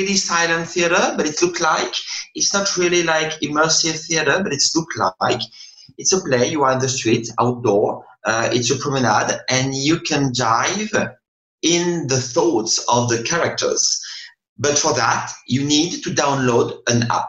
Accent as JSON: {"language": "English", "town": "Paris", "region": "Île-de-France", "country": "France", "said": "I'm from Paris. I come back to Paris now"}